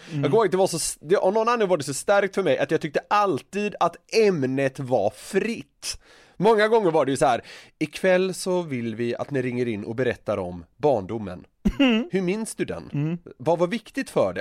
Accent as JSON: {"language": "Swedish", "town": "Gothenburg", "region": "Västra Götaland", "country": "Sweden", "said": "jag är ju från Göteborg"}